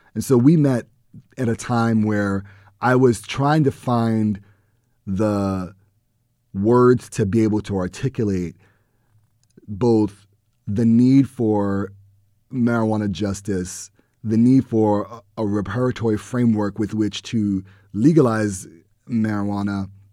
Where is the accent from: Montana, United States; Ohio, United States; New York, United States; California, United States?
New York, United States; New York City; growing up in the Bronx and living in the Bronx